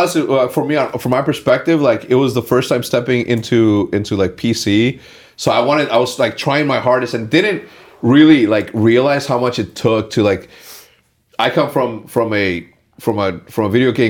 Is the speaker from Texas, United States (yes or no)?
yes; El Paso, Texas, United States; born there; I was born in Texas. I always knew that I was going to end up in Texas.